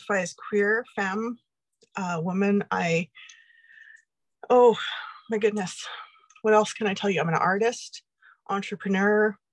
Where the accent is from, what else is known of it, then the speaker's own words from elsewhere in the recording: Red Deer, Alberta, Canada; moved away as an adult; also born or lived in Montreal / Toronto / Edmonton / Vancouver; I was born and raised in Red Deer, Alberta